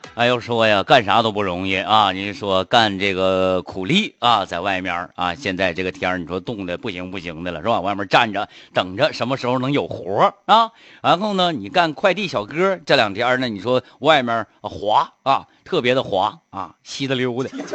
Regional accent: Harbin, Heilongjiang, China; 我们东北这边就不一样了啊，咱哈尔滨这一块儿

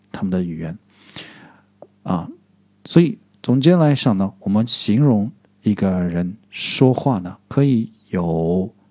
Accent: southern China, China; accent: southern; 我是南方人，所以我的普通话不是那么标准

